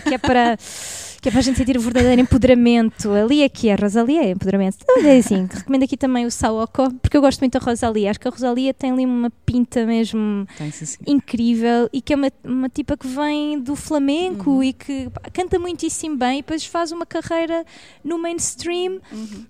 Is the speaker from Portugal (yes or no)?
yes; Barreiro, Setúbal, Portugal; moved away as an adult; eu sou do, sou do Barreiro, uhum. e eu vivi até os meus 20 anos no Barreiro